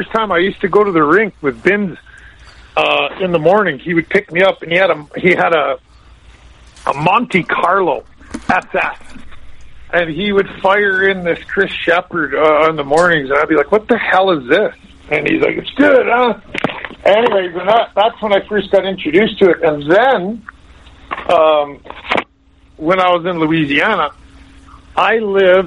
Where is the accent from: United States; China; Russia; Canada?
Canada; Lethbridge, Alberta; moved away; I grew up in Lethbridge